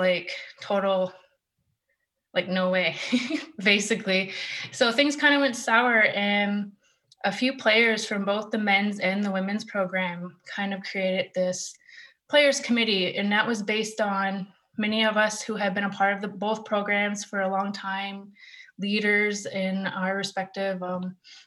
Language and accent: English; Six Nations, Ontario, Canada; I'm from Six Nations.